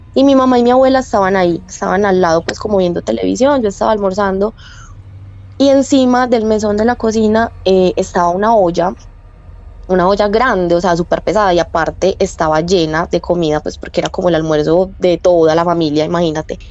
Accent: Medellín, Antioquia, Colombia; Soy de Medellín

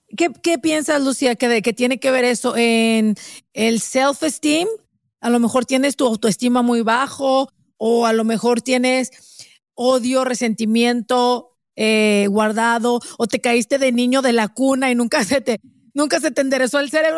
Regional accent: Mexico; yo soy mexicana

